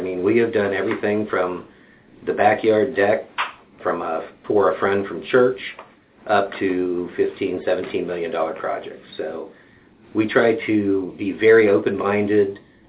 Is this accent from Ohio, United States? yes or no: yes; Columbus, Ohio, United States; moved away as an adult; also born or lived in Cincinnati, Ohio; I'm originally from Columbus, Ohio. Moved down here to go to school at UC.